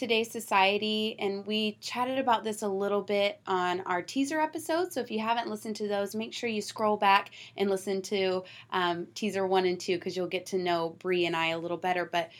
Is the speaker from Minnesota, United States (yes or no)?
no; Georgia, United States; I'm from Georgia, and the moment I get around my family that's in Georgia, my twang comes back faster than you can say hot dang, okay?